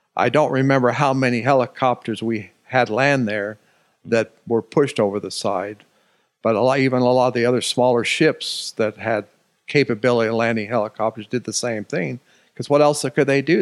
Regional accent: Alaska, United States; moved away as an adult; also born or lived in Olympia, Washington; from age three to age eighteen in Alaska.

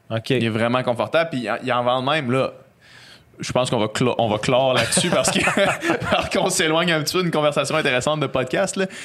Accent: Quebec City, Quebec, Canada; nous autres, on vient de Québec.

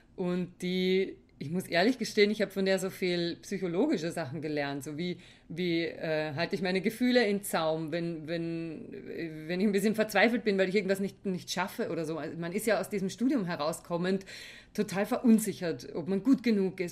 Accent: Weinviertel, Lower Austria, Austria; Bei uns im Weinviertel nannte man das so

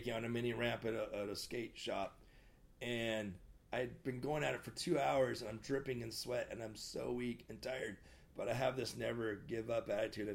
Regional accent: Portland, United States; moved away as an adult; also born or lived in Camas, Washington / Na'alehu, Hawaii; now in Long Beach, United States; I was born in Portland, and I was living outside the outskirts of Portland at the time. I graduated from a little small town called Camas, Washington

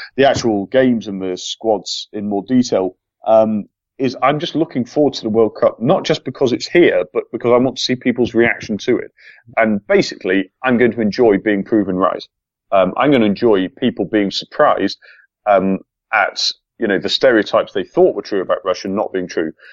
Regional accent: England, United Kingdom; an Englishman

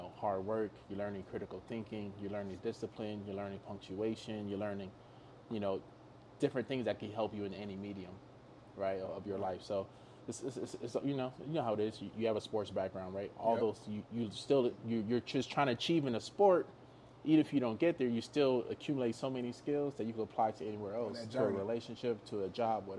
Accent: Nigeria; less about just being Nigerian. I think it's the people we actually come from.

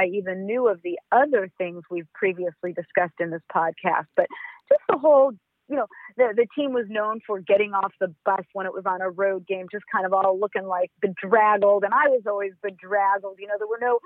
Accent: Los Angeles, California, United States; also born or lived in Berkeley; I grew up in Los Angeles

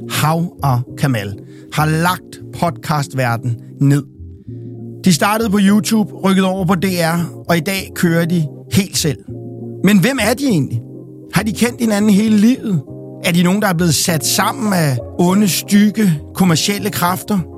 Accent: Copenhagen, Capital Region of Denmark, Denmark; jeg er jo fra Amager

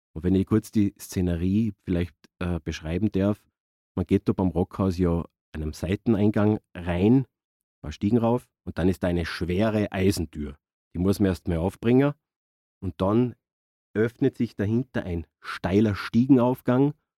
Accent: Innergebirg, Salzburg, Austria; moved away as an adult; now in Salzburg, Austria; bin ich aus dem Innergebirg und bin auch dann in die Stadt gezogen mit Anfang 20

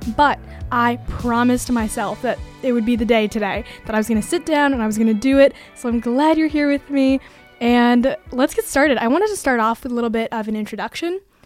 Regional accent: Bay Area, California, United States; moved away as an adult; now in Massachusetts, United States; I was born and brought up in California, the Bay Area to be exact

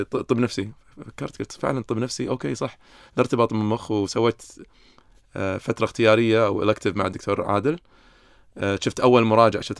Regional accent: Kuwait; فييتي على الكويت لما كان عمري 14 كانت غريبه يعني مع انا كويتي بس كانت دوله غريبه علي

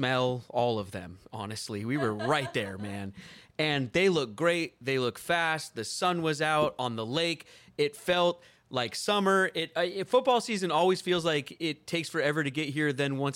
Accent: Seattle, Washington, United States; born and raised in Seattle, Washington.

